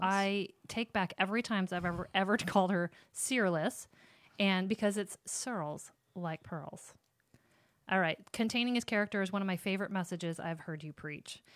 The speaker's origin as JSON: {"language": "English", "area": "Sterling or Rock Falls", "region": "Illinois", "country": "United States", "tie": "born or raised there", "said": "my hometown where you would say, like, you're from Sterling or Rock Falls"}